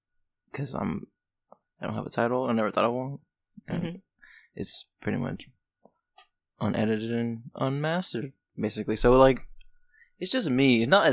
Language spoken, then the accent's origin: English; Casselberry, Florida, United States; I grew up in North Orlando.